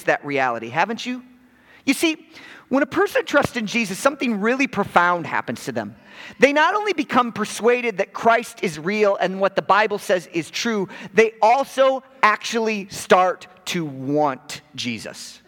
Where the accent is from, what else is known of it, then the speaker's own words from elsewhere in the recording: Chicago, Illinois, United States; being a born and bred in Chicago